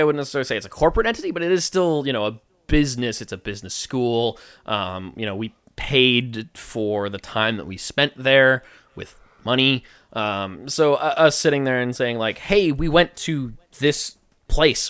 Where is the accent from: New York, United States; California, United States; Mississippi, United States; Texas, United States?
New York, United States; Long Island; did you know I'm from Long Island? I'm on Long Island, guys.